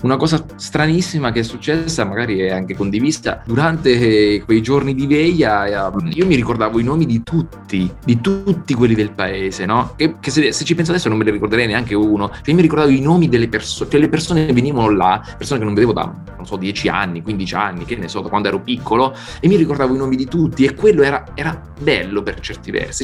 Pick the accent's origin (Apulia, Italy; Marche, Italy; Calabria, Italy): Marche, Italy; Sibillini Mountains, inland; del mio paese, che è appunto un paesino minuscolo nel, nei Monti Sibillini, l'entroterra marchigiano